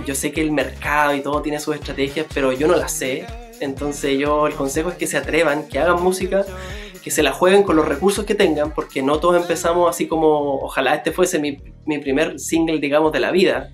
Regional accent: Lota, Biobío, Chile; donde yo nací, en Lota

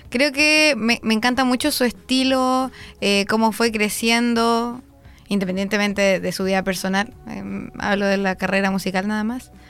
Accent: Concepción, Biobío, Chile; Yo nací en la clínica francesa en Concepción.

